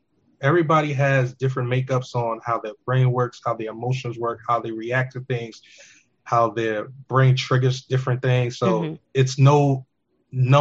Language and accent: English; New York City, New York, United States; We grew up in New York in the city